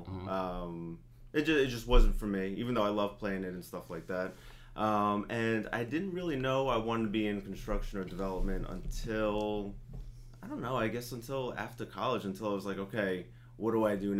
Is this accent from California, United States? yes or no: no; Nissequogue, New York, United States; also born or lived in Dix Hills, Long Island, New York; I grew up in Dix Hills, Long Island, and then I guess around the time I was second or third grade, moved out to Nissaquag, which is a small town on the North Shore